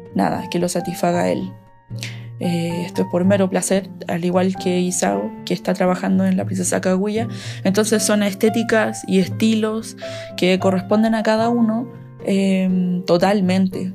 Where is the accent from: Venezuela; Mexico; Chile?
Chile; now in Salamanca, Spain; soy una ilustradora que, chilena que vive en, en España